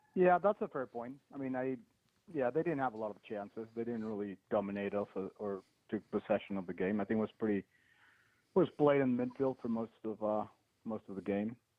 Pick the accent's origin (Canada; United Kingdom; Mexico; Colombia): Mexico; I am from Mexico